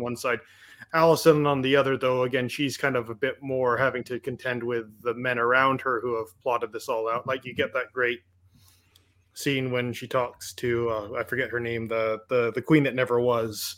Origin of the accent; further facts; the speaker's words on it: Canada; I'm Canadian